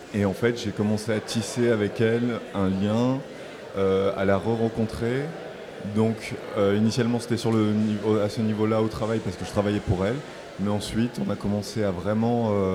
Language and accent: French; Marseille, Provence-Alpes-Côte d'Azur, France; initialement, je viens de Marseille. Et donc, moi, je viens des quartiers nord de Marseille